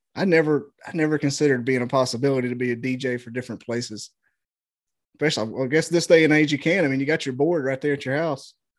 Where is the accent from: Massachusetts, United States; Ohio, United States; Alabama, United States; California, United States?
Alabama, United States; Scottsboro; also born or lived in Pikeville, Alabama; now in Huntsville, United States; I'm, right now I live in Huntsville, but I'm from Scottsboro